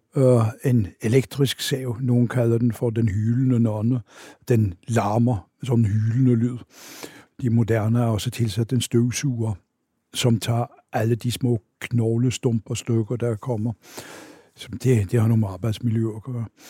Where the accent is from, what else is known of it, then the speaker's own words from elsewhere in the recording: Oslo, Norway; Danish is a second language; moved away as an adult; now in Denmark; jeg er født og vokset op i Oslo